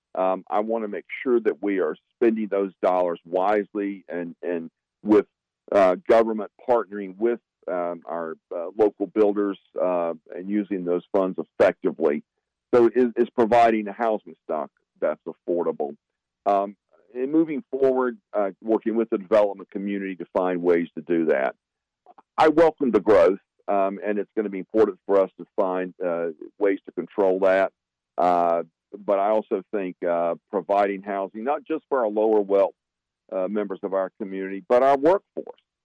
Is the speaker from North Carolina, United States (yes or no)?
yes; Wilson, North Carolina, United States; moved away as an adult; now in Durham, United States; I grew up in Wilson, North Carolina